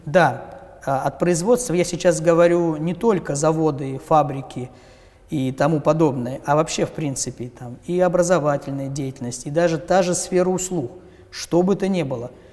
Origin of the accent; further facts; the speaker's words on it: Ryazan Oblast, Russia; В моем поселке, ровно как и во всей Рязанской области